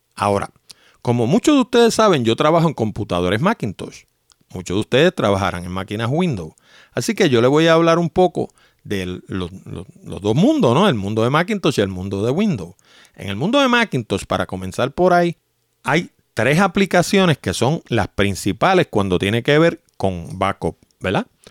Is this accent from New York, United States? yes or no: yes; New York, United States; now in Puerto Rico; cuando yo era pequeño yo me crié en Nueva York